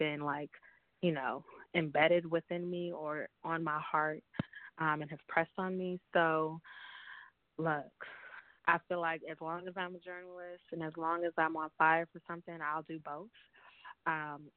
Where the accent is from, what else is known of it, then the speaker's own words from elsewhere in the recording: San Francisco, California, United States; moved away as an adult; also born or lived in New York; Growing up in the Bay Area